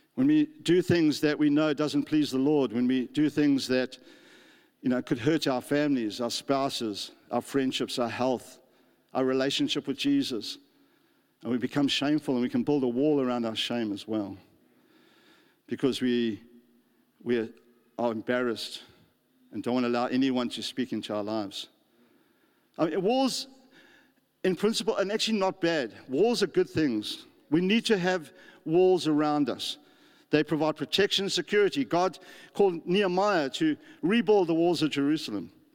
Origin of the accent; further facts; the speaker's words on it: South Africa; moved away as an adult; now in New Zealand; I come from South Africa